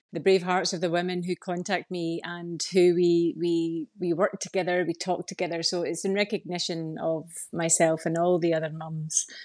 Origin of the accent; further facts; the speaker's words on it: Scotland, United Kingdom; now in Ireland; But I'm Scottish and live here in Ireland.